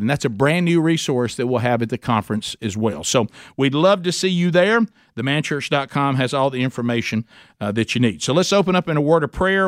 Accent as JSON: {"language": "English", "town": "Oxford", "region": "Alabama", "country": "United States", "tie": "born or raised there", "said": "my hometown, Oxford, Alabama"}